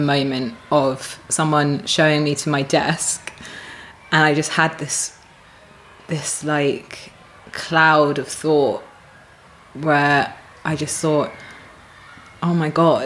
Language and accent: English; United Kingdom; moved away as an adult; now in Australia; I'm British